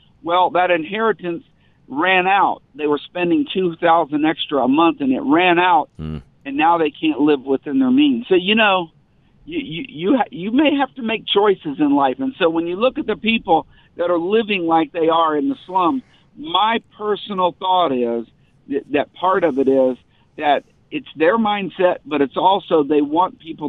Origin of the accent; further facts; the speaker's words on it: the South, United States; I grew up in the South